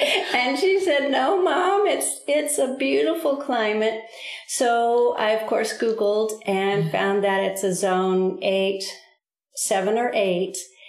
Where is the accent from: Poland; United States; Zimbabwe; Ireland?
United States; Southwest; And because we're from the Southwest, this just feels like the perfect midway between Alaska and Florida.